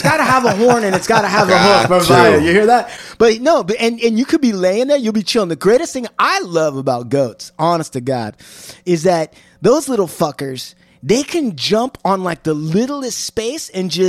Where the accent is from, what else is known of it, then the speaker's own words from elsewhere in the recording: Washington, United States; I mean, I know I'm not from LA. I'm from Washington.